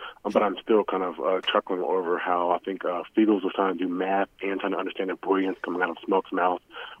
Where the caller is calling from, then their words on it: Dallas, Texas, United States; from Dallas.